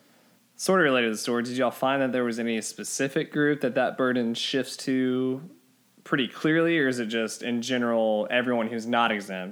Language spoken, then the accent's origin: English; Texas, United States; as a Texan growing up in a small town where church was a part of our lives